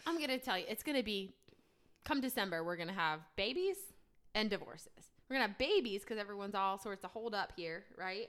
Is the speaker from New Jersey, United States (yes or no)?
yes; New Jersey, United States; moved away as an adult; now in Charlotte, United States; I'm from New Jersey, born and raised. Um, moved down to Charlotte about three or so years ago for a job